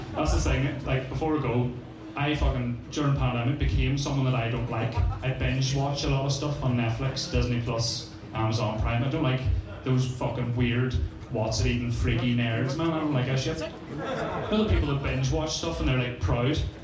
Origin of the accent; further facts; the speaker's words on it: Strabane, Northern Ireland, United Kingdom; I know that doesn't really come across in this fucking accent of mine. I'm from Strabane, so this is what I sound like